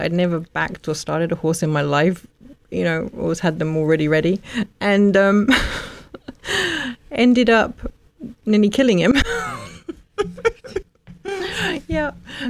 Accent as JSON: {"language": "English", "town": "Woburn Sands", "region": "South East England", "country": "United Kingdom", "tie": "born or raised there", "also_born_or_lived": "Luton / Ampthill", "moved": "yes", "said": "I was born actually in Luton and Dunstable Hospital. We lived in a little village called Ampthill, but lived most of my life growing up in Woburn Sands, which is right where Woburn Abbey, the safari park, is, hour north of London."}